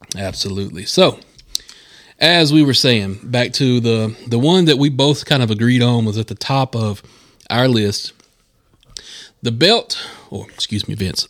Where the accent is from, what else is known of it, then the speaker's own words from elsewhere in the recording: Charlotte area, North Carolina, United States; I grew up in this area. We are broadcasting from Gastonia, North Carolina, in the Charlotte area here